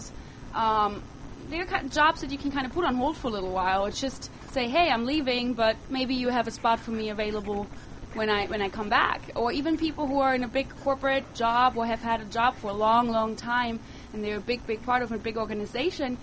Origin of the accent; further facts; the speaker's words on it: Germany; moved away as an adult; now in United States; I grew up in Europe. I moved to the United States when I was 20, and living in the heart of Germany... living in the heart of Europe, actually, that is Germany